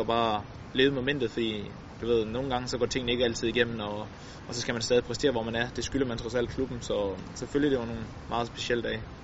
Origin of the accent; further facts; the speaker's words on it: Denmark; som dansker